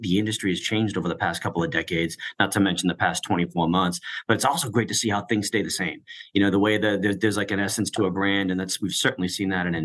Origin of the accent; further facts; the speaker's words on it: Boston, Massachusetts, United States; now in Nashville, United States; Boston is where I grew up originally.